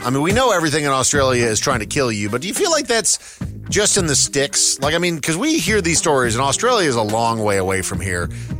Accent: Minnesota, United States; growing up in Minnesota, and now I look back on my youth and I was like, I was a little hillbilly, man.

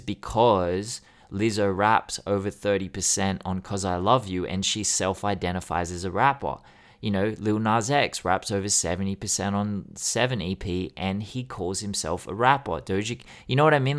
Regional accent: Sydney, New South Wales, Australia; I grew up in Sydney.

